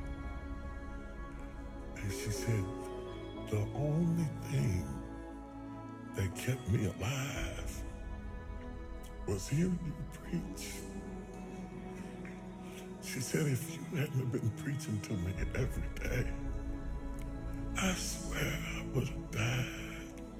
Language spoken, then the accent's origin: English; West Virginia, United States; I'm a country boy. I'm from West Virginia.